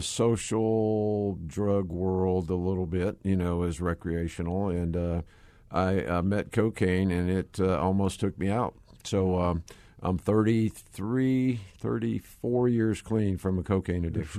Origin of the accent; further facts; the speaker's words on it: Georgia, United States; I, uh, am a Georgia boy. Uh, you probably can tell by my accent.